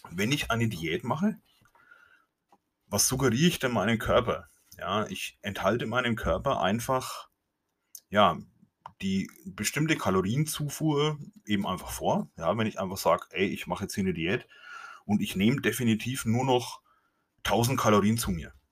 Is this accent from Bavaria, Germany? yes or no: yes; Bavaria, Germany; accent: Franconian; Ich komme aus Franken, wie es auch in meinem Dialekt wahrscheinlich nicht ähm, zu überhören ist oder wie es nicht zu meiden ist.